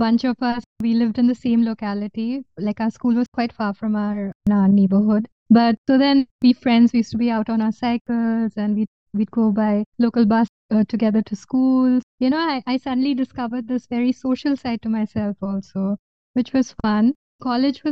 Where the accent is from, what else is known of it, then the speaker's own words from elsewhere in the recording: Kolkata, West Bengal, India; also born or lived in Berlin, Germany; I was born in Berlin. So I came to India when I was 8.5